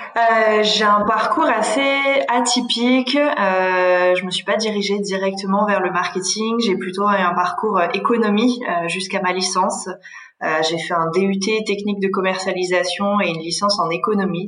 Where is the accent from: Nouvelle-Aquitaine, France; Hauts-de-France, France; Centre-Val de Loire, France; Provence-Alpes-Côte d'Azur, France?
Provence-Alpes-Côte d'Azur, France; Aix-en-Provence; je suis originaire du sud de la France, du côté d'Aix-en-Provence.